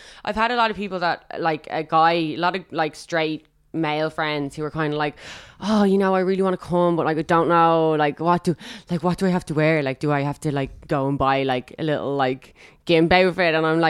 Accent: Dublin, Leinster, Ireland; Dublin. Rathfarnham.

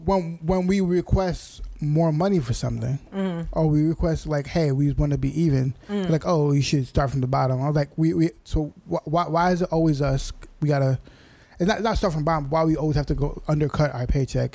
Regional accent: United States; We have zero American privilege, even though we're American.

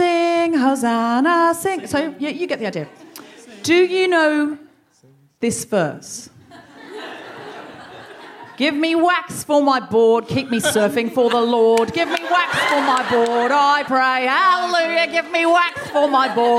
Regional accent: Australia; now in London, United Kingdom; I'm from Australia, my whole childhood was basically praying in the bush

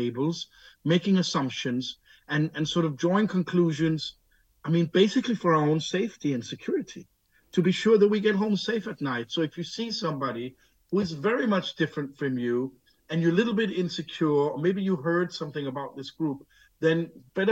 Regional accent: Denmark; I'm born here. I'm raised here. I'm fluent in Danish.

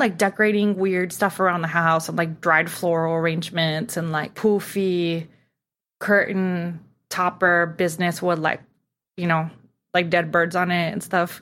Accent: Tijuana, Baja California, Mexico; born or raised there; now in Los Angeles, United States

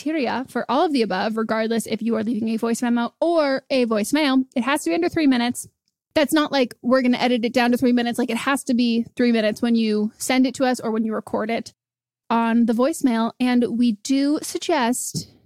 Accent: Marin, California, United States; now in Los Angeles, United States; I grew up near San Francisco. I grew up in Marin

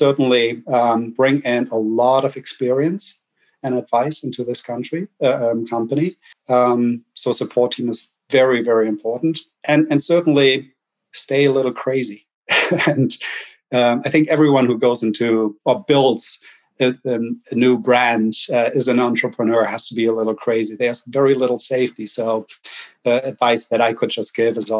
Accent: Germany; accent: German; English is a second language; moved away as an adult; now in United States; I'm German

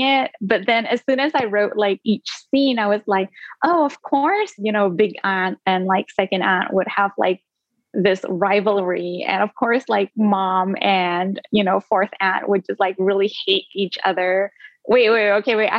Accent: Singapore; first language Indonesian; English is a second language; also born or lived in Indonesia; So my first language was Indonesian up until like the age of 7, which was when I moved to Singapore, and then it became English.

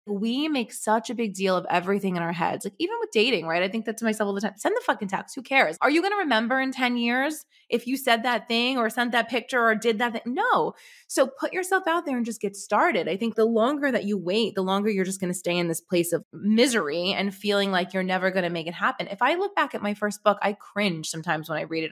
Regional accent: New York City, New York, United States; now in Manhattan, United States; I grew up in Brooklyn. So, I grew up in, like, a really humble neighborhood in Brooklyn

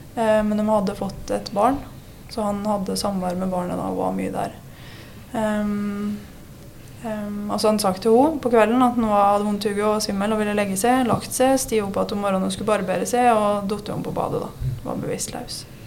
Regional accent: Vinstra, Innlandet, Norway; moved away; also born or lived in Fron; Jeg er fra Vinstra. Alle hvor er jeg egentlig fra, men ja, jeg sier jeg er fra Vinstra. Ja. Det er der jeg har vokst opp, i hvert fall.

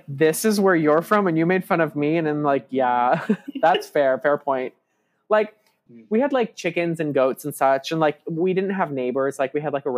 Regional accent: an hour outside of San Diego, California, United States; I'm from an hour outside of San Diego

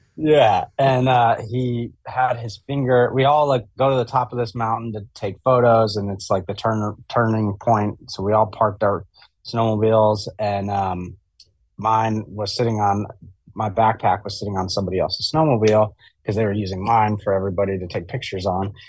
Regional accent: Jackson, Wyoming, United States; I grew up in Jackson Hole, Wyoming

